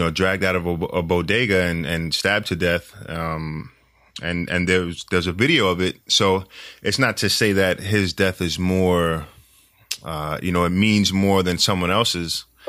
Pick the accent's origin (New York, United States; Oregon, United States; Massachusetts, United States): New York, United States; New York City; I'm born and raised in New York City